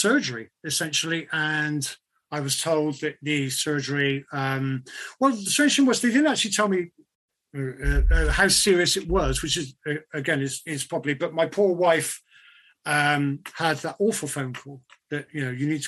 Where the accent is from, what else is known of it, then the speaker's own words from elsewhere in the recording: United Kingdom; being British